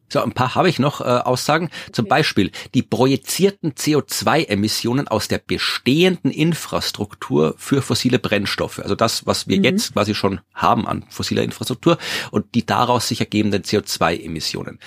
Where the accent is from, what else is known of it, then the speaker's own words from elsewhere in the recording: Austria; Hier bei uns in Österreich